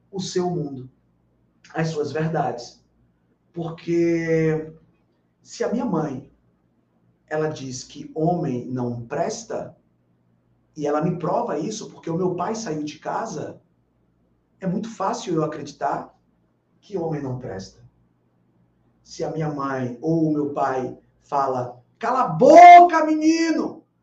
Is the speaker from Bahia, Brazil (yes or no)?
yes; Bahia, Brazil; Porque eu sou baiano, eu posso falar.